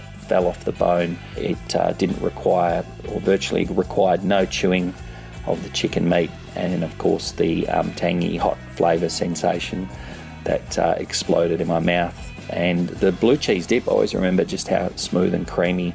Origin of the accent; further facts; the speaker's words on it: Perth, Western Australia, Australia; moved away as an adult; also born or lived in London, United Kingdom; now in Sydney, Australia; currently I live in Sydney, Australia, which is on the other side of the country, about 4,000 kilometres or 2,500 miles away from where I grew up in Perth.